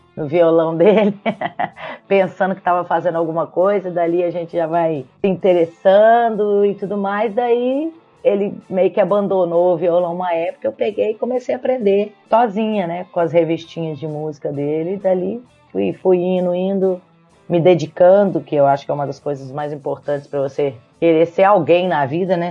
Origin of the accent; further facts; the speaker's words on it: Belo Horizonte, Minas Gerais, Brazil; moved away as an adult; now in Ilhabela, Brazil; eu sou de Belo Horizonte